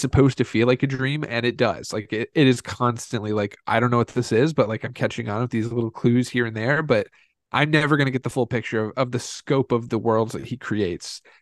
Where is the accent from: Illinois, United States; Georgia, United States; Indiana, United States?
Indiana, United States; growing up in Indiana